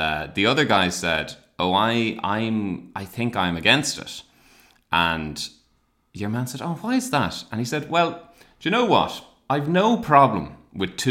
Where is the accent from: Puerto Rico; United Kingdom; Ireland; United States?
Ireland; I was from Ireland.